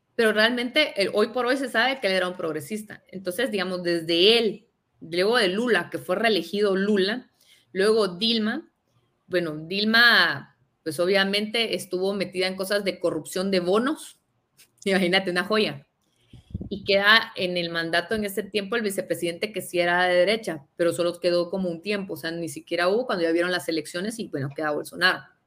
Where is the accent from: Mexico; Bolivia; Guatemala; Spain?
Guatemala; nosotros somos de Guatemala